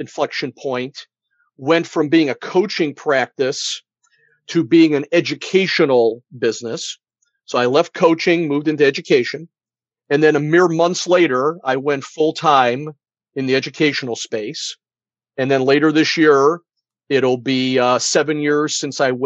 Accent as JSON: {"language": "English", "area": "outside of Cleveland", "region": "Ohio", "country": "United States", "tie": "born or raised there", "said": "growing up outside of Cleveland, Ohio, here in America"}